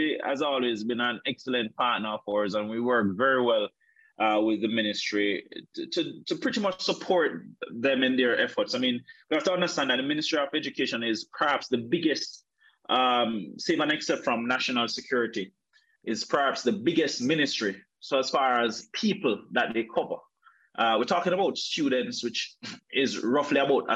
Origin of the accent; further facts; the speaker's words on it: Calabar, Trelawny, Jamaica; rural Jamaica, like where I'm from. I'm from Trelawney. Grew up in a place called Calabar.